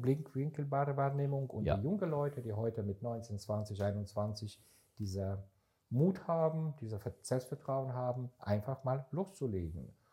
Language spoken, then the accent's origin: German; Israel; now in Germany; Ich bin seit Ende 94, 95 in Deutschland, komme ich ursprünglich aus Israel